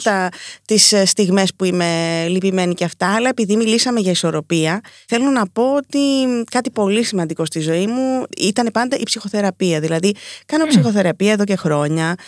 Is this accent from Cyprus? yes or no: yes; Nicosia, Cyprus; μεγαλώσαμε στη Λευκοσία, στην Κύπρο